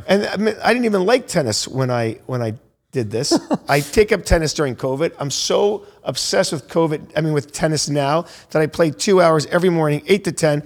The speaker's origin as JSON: {"language": "English", "town": "Naples", "region": "Florida", "country": "United States", "tie": "born or raised there", "lives_now": "Miami, United States", "said": "I'm from Naples, Florida"}